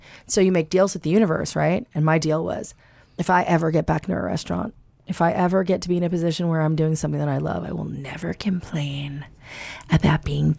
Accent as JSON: {"language": "English", "region": "the South", "country": "United States", "tie": "born or raised there", "moved": "yes", "said": "I was raised in the South."}